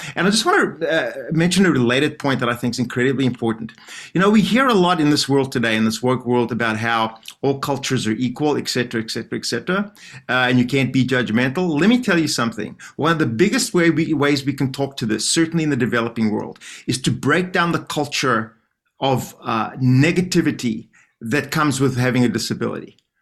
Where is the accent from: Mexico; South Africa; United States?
South Africa; I'm from South Africa.